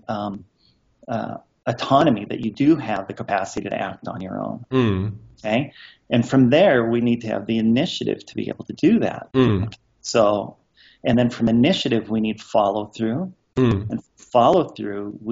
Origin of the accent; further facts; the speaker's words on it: Montana, United States; I was born and raised on a farm in Montana with my sister Terry